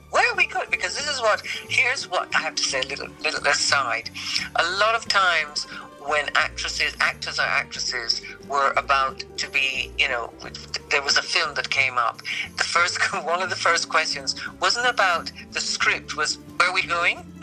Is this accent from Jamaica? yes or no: yes; Jamaica; I was from Jamaica